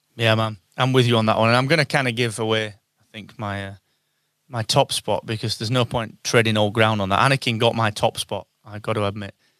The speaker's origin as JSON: {"language": "English", "region": "England", "country": "United Kingdom", "said": "we're English"}